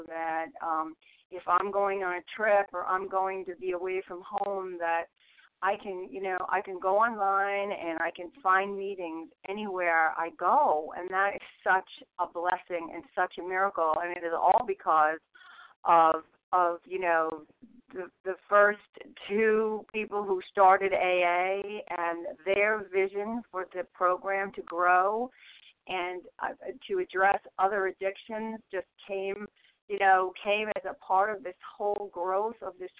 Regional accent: St. Augustine, Florida, United States; from St. Augustine, Florida, and I'm a recovering grateful compulsive reader.

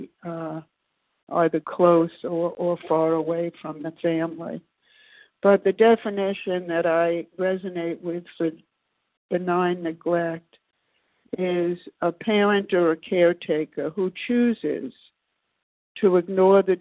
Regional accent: New York City, New York, United States; now in Maryland, United States; I was born, as I said, in Brooklyn, New York, many, many years ago

